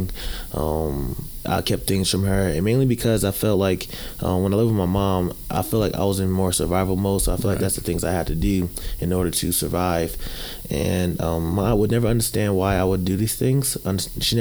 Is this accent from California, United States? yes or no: no; New Jersey, United States; now in Texas, United States; Growing up in New Jersey, it was rough, mainly because growing up with my mom